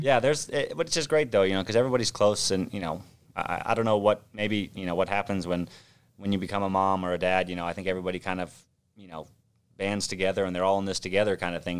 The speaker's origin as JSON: {"language": "English", "area": "Orange County", "region": "California", "country": "United States", "tie": "born or raised there", "also_born_or_lived": "Manhattan Beach, California", "said": "I grew up in Orange County, so just south of Los Angeles"}